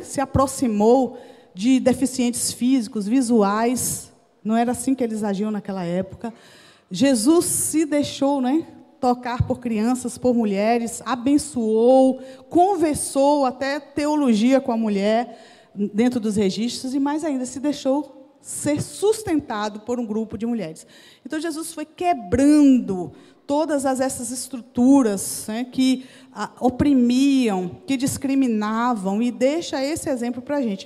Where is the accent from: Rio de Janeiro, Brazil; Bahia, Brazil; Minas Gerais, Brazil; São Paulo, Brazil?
Bahia, Brazil; Jequié; moved away; also born or lived in Recife; lá na Bahia, lá na minha cidade, Jequié